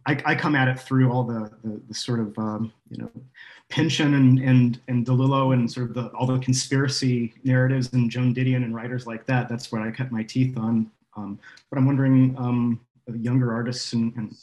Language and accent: English; United States; now in Norway; as American is that I'm still working over here in Norway.